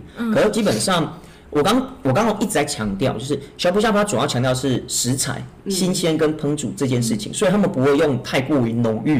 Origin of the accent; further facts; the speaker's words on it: Taiwan; 所以它的它的方式对我们台湾人而言，其实好像就跟火锅一样。